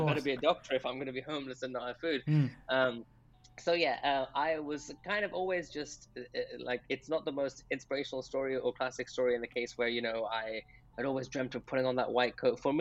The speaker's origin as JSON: {"language": "English", "town": "Birmingham", "region": "West Midlands", "country": "United Kingdom", "tie": "born or raised there", "also_born_or_lived": "Peshawar, Pakistan", "said": "he took us all to England when I was five, and he settled in Birmingham in the Midlands"}